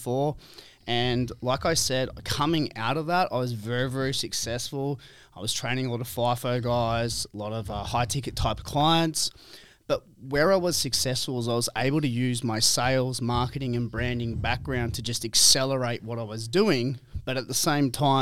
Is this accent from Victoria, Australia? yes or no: no; Byron Bay, New South Wales, Australia; also born or lived in Kalgoorlie; now in Perth, Australia; I come from Byron Bay, and here I am in Kalgoorlie